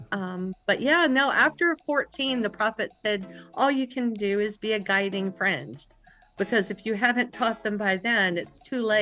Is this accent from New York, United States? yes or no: no; Alabama, United States; Alabama, United States. And we were raised, I think, um, I, I really feel lucky.